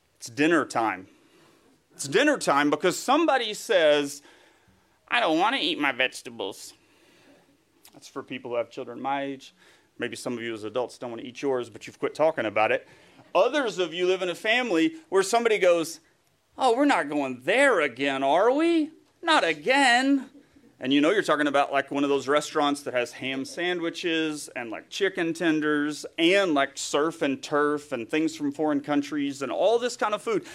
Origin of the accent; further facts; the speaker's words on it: East Tennessee, United States; accent: Southern; moved away; was born and raised in East Tennessee, close to the Smoky Mountains